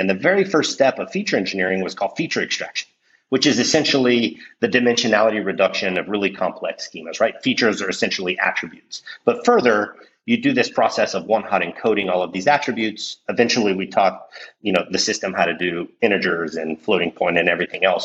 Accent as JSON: {"language": "English", "country": "Mexico", "moved": "yes", "said": "I'm originally from Mexico"}